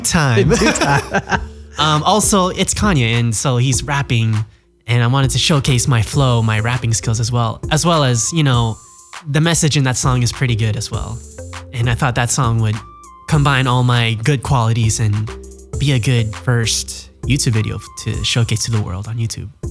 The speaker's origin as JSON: {"language": "English", "country": "United States", "tie": "born or raised there", "said": "Growing up as a Filipino American in America wasn't the most glamorous"}